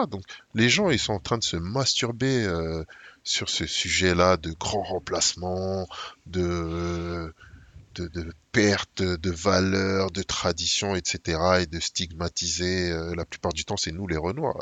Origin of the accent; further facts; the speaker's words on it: Saint-Ouen, Île-de-France, France; j'ai grandi à Saint-Ouen